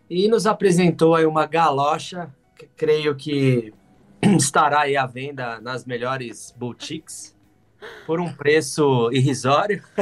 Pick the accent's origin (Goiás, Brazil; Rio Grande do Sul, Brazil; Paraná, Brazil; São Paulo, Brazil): São Paulo, Brazil; Sou de São Paulo, trabalho aqui na Rádio Transmundial como operador de áudio.